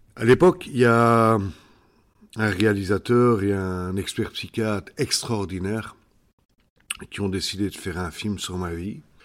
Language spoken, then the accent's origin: French; Belgium; Chez nous, en Belgique